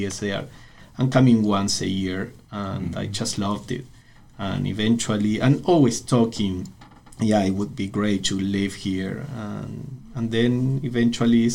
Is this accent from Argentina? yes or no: yes; Argentina; moved away as an adult; also born or lived in Buenos Aires; now in Ojai, United States; I was born and raised in Argentina